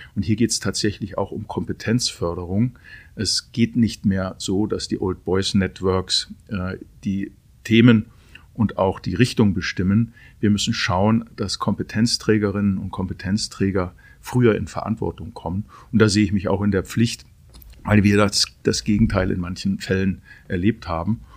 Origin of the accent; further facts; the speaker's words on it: Aalen-Heidenheim constituency, Baden-Württemberg, Germany; moved away as an adult; also born or lived in Hermeskeil; in meiner Heimat, wo ich aufgewachsen bin, aber nicht 27 Jahre mehr gelebt habe